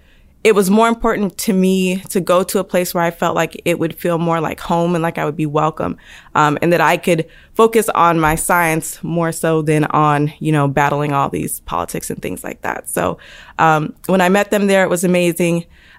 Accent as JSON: {"language": "English", "town": "Denver", "region": "Colorado", "country": "United States", "tie": "born or raised there", "said": "So spent most of my time growing up in Denver, Colorado."}